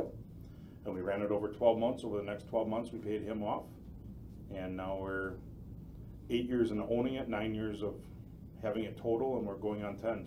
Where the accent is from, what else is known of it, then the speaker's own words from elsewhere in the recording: Port Washington, Wisconsin, United States; moved away as an adult; now in Campbellsport, United States; Born and raised in Port Washington.